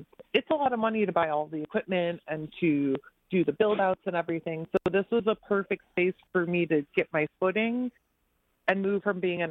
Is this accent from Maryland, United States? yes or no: no; Center Line, Michigan, United States; I grew up in Centerline, which is a very small city in the middle, like south middle of Warren